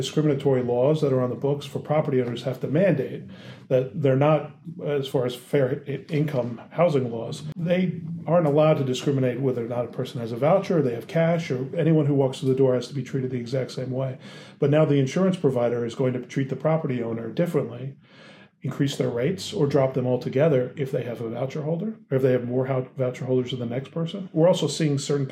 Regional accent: Philadelphia, Pennsylvania, United States; I was born in Philly, Philadelphia. My family's from there.

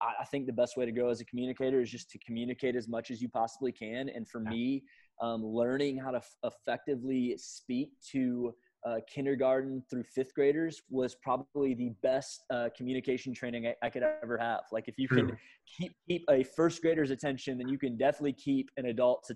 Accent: St. Louis, Missouri, United States; moved away as an adult; now in Atlanta, United States; born and raised in St. Louis, Missouri

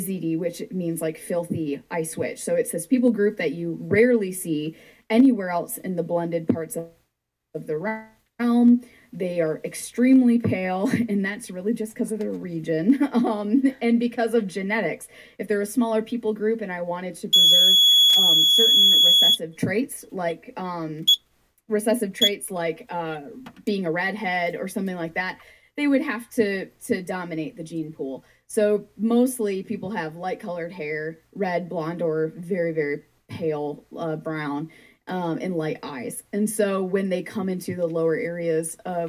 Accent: Michigan, United States; I'm from Michigan

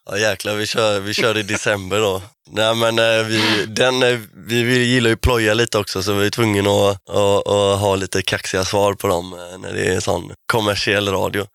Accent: Kungsbacka, Halland County, Sweden; både jag och Kiffe är från Kungsbacka. Jag är från Anneberg, lite mer bonigare Kungsbacka

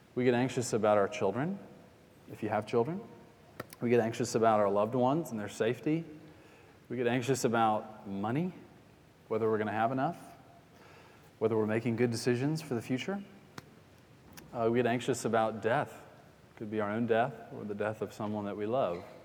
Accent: Atlanta, Georgia, United States; we got a Bass Pro Shop near where I grew up in Atlanta

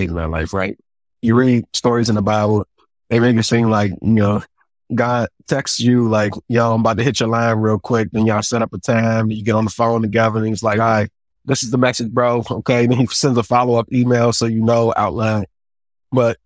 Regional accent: United States; I'm from the States

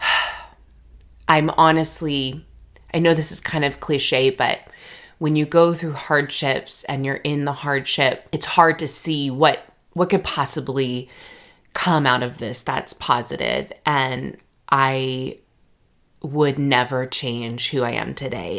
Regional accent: Redlands, California, United States; moved away as an adult; also born or lived in Jackson, Mississippi / Virginia; So I grew up in Redlands, California. So that is in the Inland Empire of Southern California

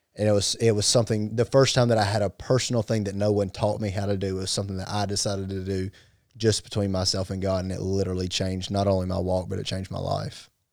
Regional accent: Gaffney, South Carolina, United States; we come from Gaffney

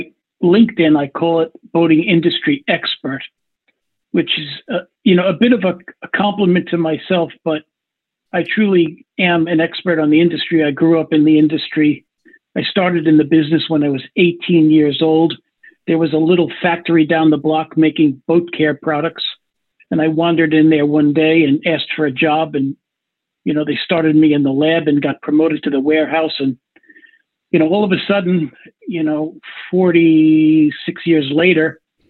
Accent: Long Island, New York, United States; I grew up on Long Island, New York

